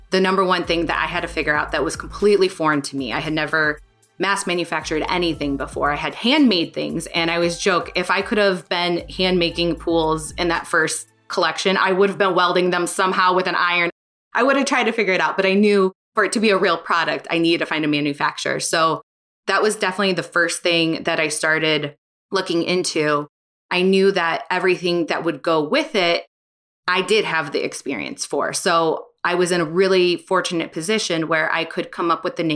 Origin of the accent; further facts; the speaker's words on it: St. Louis, Missouri, United States; moved away; also born or lived in Chicago; growing up in St. Louis.